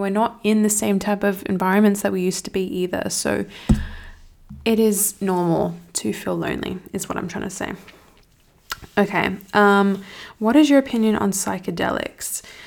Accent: Australia; I'm from Australia and the city where I'm at, there's just nothing going on.

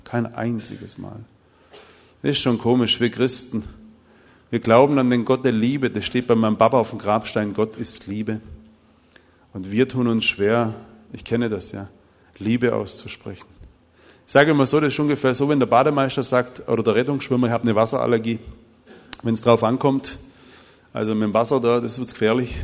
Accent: Bopfingen, Baden-Württemberg, Germany; Ich komme aus Bobfinger

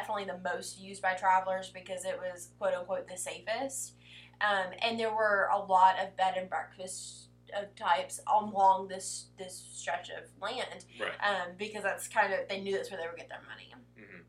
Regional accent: the South, United States; my husband's a northerner and I'm from the South.

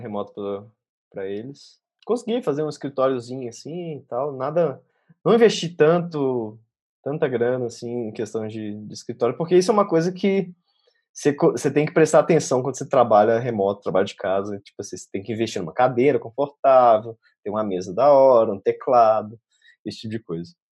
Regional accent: Belo Horizonte, Minas Gerais, Brazil; first language Portuguese; moved away as an adult; also born or lived in Australia; eu saí de Belo Horizonte

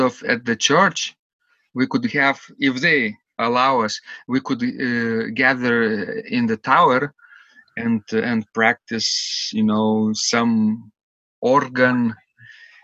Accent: Klaipėda, Klaipėda County, Lithuania; in Klaipėda, in my hometown

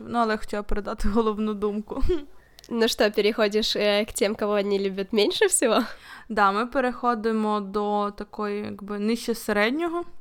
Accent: Volyn Oblast, Ukraine; я сама з Волині, і коли якийсь поляк чує, що я з Волині

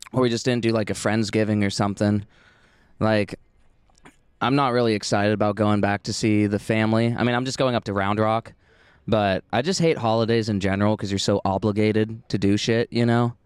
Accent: Oregon, United States; now in Austin, United States; I'm from Oregon

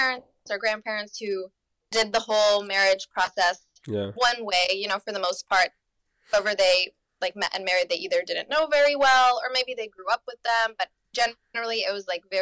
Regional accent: North Carolina, United States; moved away as an adult; also born or lived in Germany; I'm from North Carolina, like I grew up in North Carolina

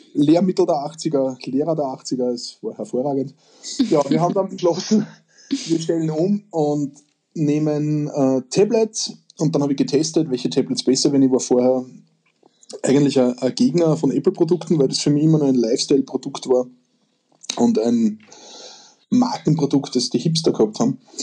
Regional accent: Austria; bei uns in Österreich

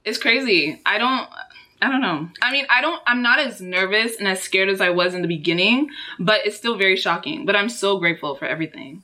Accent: Houston, Texas, United States; also born or lived in Dallas, Texas; I was born in Dallas, Texas, and all right, raised in Houston, and that's where I still am

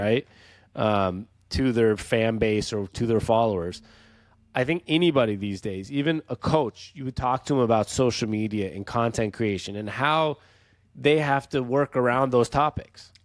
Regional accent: Seattle, Washington, United States; moved away; we're from Seattle originally

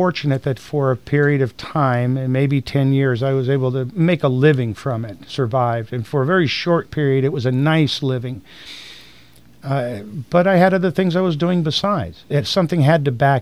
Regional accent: Tampa, Florida, United States; I was born in Tampa. Raised here, my family's here

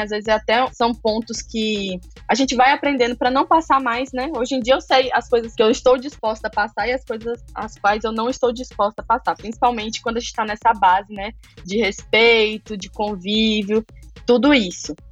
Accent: Maceió, Alagoas, Brazil; Eu sou nordestina, de Alagoas, nasci em Maceió, capital. Nasci e cresci aqui.

